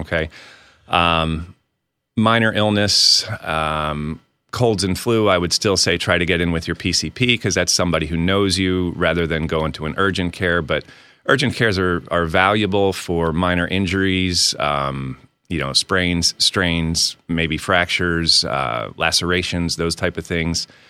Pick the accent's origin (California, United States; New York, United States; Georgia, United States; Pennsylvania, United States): Pennsylvania, United States; outside of Reading; moved away as an adult; also born or lived in Washington, D.C. / Tacoma, Washington / Fort Bragg, North Carolina; now in Poconos, Pennsylvania; I grew up outside of Reading